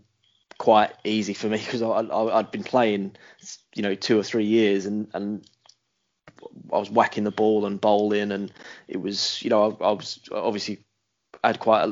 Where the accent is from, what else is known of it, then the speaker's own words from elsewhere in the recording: London, United Kingdom; I was brought up in Hackney, which wasn't the most fashionable area.